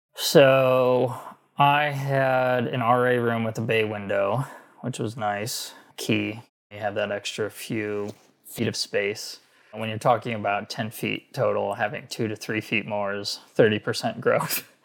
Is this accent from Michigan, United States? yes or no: yes; outside Detroit, Michigan, United States; moved away as an adult; Growing up outside Detroit, my family had always worked for Ford for almost four generations